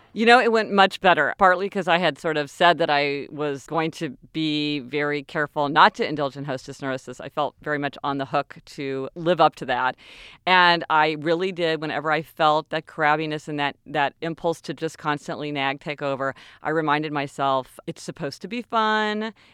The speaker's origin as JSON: {"language": "English", "town": "Kansas City", "region": "Missouri", "country": "United States", "tie": "born or raised there", "moved": "yes", "said": "we're from Kansas City, and, you know, there, we both grew up there our whole lives"}